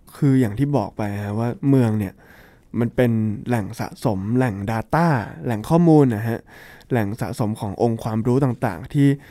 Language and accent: Thai; Bangkok, Thailand; also born or lived in Shanghai; ผมเนี่ยพื้นเพเป็นคนเมืองเนาะ ก็คือเกิดและโตมาในกรุงเทพมหานคร